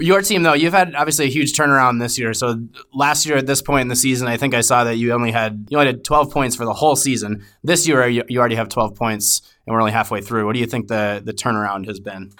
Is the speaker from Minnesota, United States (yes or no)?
yes; Minnesota, United States; I'm a Minnesotan